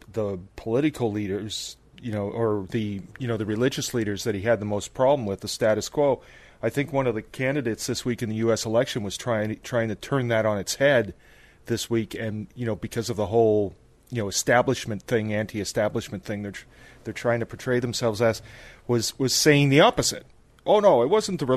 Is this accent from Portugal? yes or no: no; Ottawa, Ontario, Canada; I grew up in Ottawa